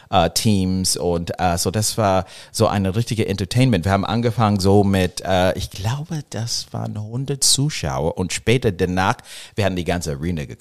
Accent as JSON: {"language": "German", "town": "Los Angeles", "region": "California", "country": "United States", "second_language": "German", "said": "Ja, ich komme aus Los Angeles"}